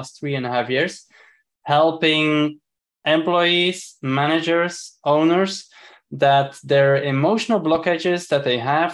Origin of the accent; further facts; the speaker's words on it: Belgium; moved away; originally I'm from Belgium